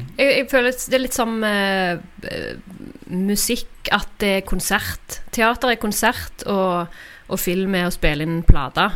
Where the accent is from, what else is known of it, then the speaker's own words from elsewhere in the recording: Randaberg, Rogaland, Norway; now in Stavanger, Norway; født og oppvokst på Randaberg. Eh, Flytta til Stavanger i ungdommen, og der har jeg blitt